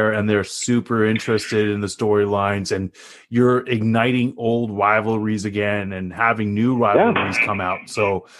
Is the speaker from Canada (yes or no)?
yes; Canada; I grew up in Canada